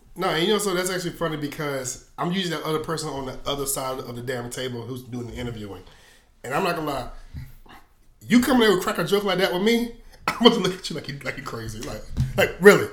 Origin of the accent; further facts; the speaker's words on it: Columbia, South Carolina, United States; also born or lived in Hopkins, South Carolina; I'm from Columbia, South Carolina, the, the real country part, or even to the point of Hopkins, South Carolina